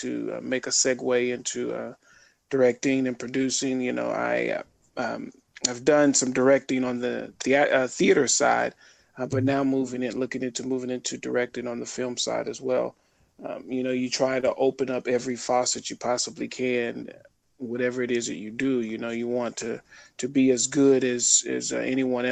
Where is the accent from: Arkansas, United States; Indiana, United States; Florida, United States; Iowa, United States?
Arkansas, United States; Little Rock; I grew up in Little Rock, Arkansas